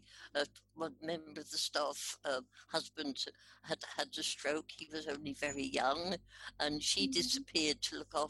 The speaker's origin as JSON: {"language": "English", "town": "Park Street", "region": "East of England", "country": "United Kingdom", "tie": "born or raised there", "also_born_or_lived": "Radlett", "said": "I grew up in Hertfordshire in a little village in between St Albans and Radlett in Hertfordshire. I was born in Radlett and then we moved into the little village called"}